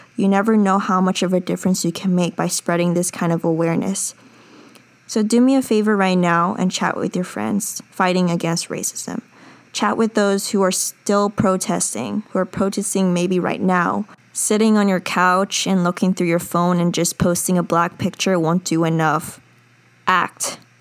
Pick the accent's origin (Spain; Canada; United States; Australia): United States; I'm a Korean American. I'm an American citizen.